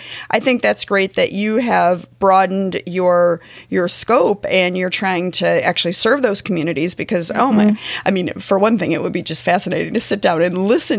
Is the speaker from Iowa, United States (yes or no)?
no; St. Louis, Missouri, United States; moved away as an adult; now in Kansas City, United States; I'm from St. Louis and I live in Kansas City now